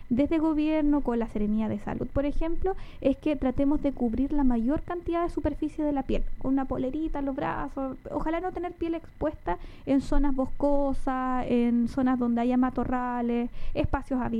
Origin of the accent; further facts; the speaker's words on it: Chile; nosotros y nosotras como chilenas, yo creo y chilenos, nos dejamos estar de repente